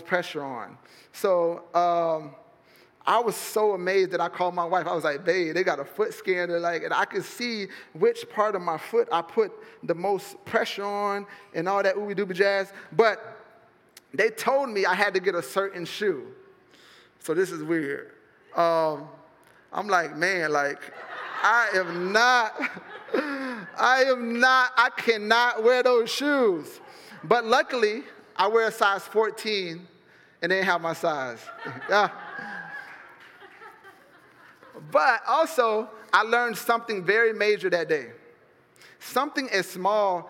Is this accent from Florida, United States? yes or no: yes; Fort Myers, Florida, United States; I'm from Fort Myers